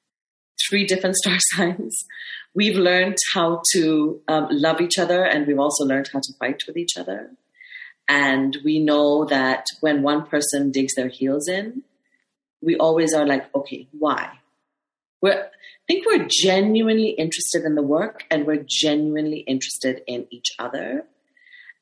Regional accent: Kenya; it's always difficult being a Kenyan woman.

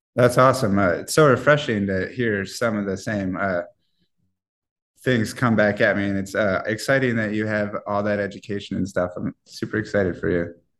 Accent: Iowa, United States; moved away; I'm from the Midwest, so I'm from Iowa

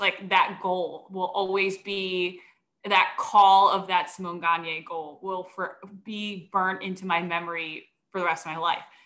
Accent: Philadelphia, Pennsylvania, United States; accent: Philly; I'm from here. My parents talk like

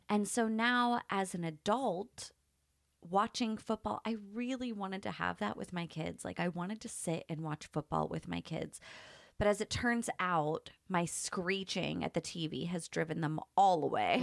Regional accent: Pittsburgh, Pennsylvania, United States; now in San Diego, United States; I grew up in Pittsburgh

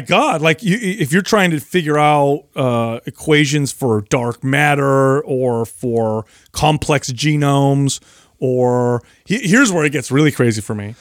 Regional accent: Bay Area, California, United States; I grew up in the Bay Area.

